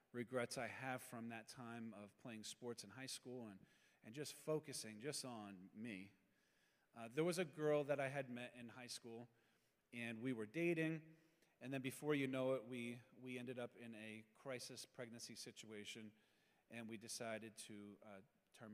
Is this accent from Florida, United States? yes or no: no; Pennsylvania, United States; I'm from Pennsylvania. As a kid, I had no faith upbringing whatsoever